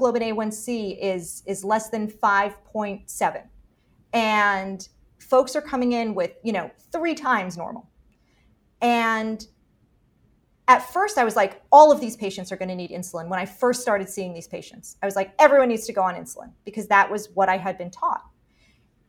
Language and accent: English; Miami, Florida, United States; I'm from Miami.